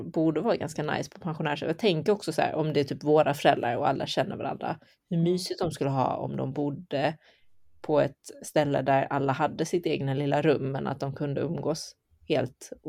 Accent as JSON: {"language": "Swedish", "country": "China", "tie": "born there", "said": "När era föräldrar bodde i Kina, eller jag föddes i Kina så när vi bodde i Kina"}